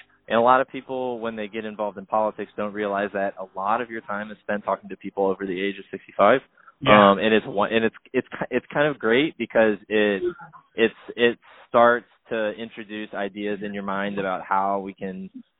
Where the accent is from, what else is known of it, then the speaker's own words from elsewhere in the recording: Florida, United States; I'm from Florida